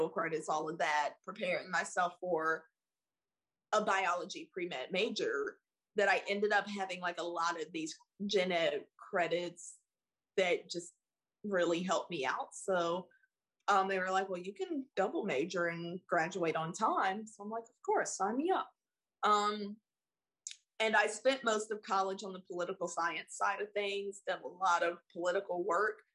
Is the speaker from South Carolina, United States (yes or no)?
yes; Spartanburg, South Carolina, United States; moved away as an adult; also born or lived in Columbia, South Carolina; now in Tallahassee, United States; Born and raised in South Carolina. I thrived and survived in Spartanburg.